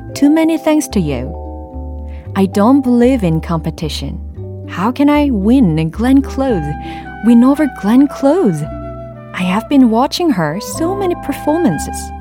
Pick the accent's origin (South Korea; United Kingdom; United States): South Korea; I'm from Korea